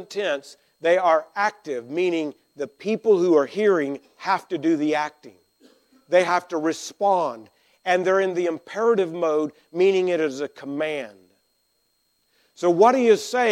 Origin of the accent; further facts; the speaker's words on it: Arkansas, United States; I grew up in Arkansas, and we were grammatically ahead